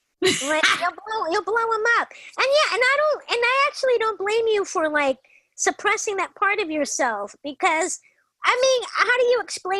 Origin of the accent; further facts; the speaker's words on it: Los Angeles, California, United States; now in Palm Springs, United States; Well, as you know, I'm originally from Los Angeles. Grew up in LA, lived there my whole life